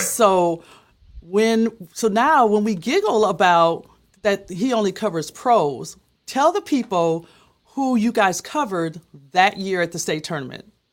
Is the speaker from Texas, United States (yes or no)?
no; Minneapolis, Minnesota, United States; I'm from Minneapolis